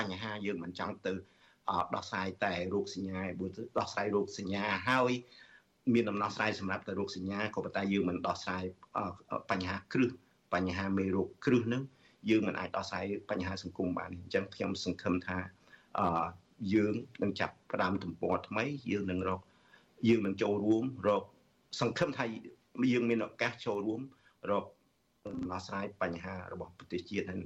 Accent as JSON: {"language": "Khmer", "country": "Cambodia"}